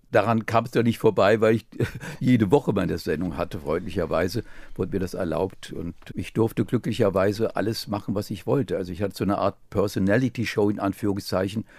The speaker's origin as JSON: {"language": "German", "town": "Offenbach am Main", "region": "Hesse", "country": "Germany", "tie": "born or raised there", "said": "in Offenbach geboren, in eine Familie hineingeboren"}